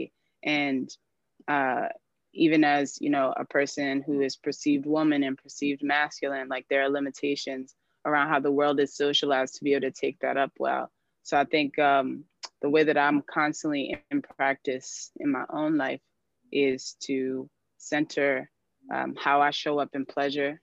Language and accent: English; United States; also born or lived in New York / Washington, D.C.; now in Detroit, United States; I was born in the DMV and raised between New York and the DC area